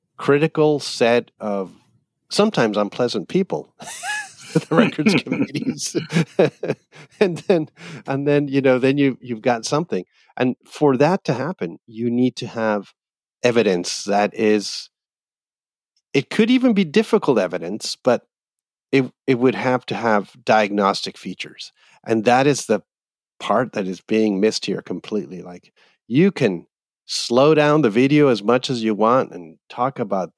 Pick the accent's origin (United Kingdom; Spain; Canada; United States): Canada; I grew up in Canada